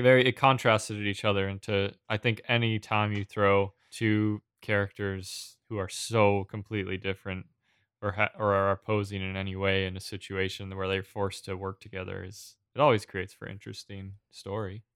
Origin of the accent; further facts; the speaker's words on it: New England, United States; I grew up in New England, but I didn't grow up on the coast